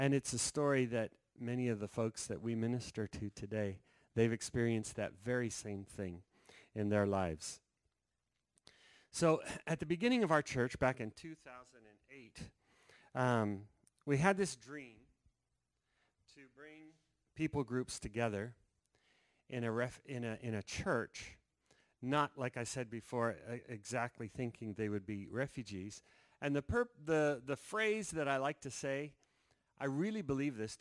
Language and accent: English; Denver, Colorado, United States; We're from Denver, Colorado